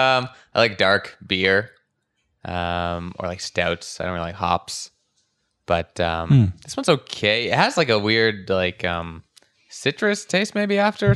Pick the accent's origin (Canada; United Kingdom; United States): Canada; Ottawa, Ontario; I grew up in Bell's Corners.